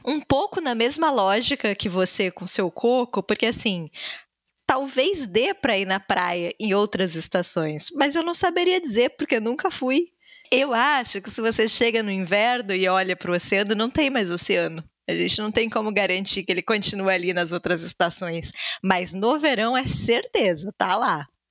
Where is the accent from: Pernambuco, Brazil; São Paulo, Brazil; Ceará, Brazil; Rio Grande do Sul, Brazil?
Rio Grande do Sul, Brazil; also born or lived in Salvador, Bahia; apesar de baiana, eu cresci no Rio Grande do Sul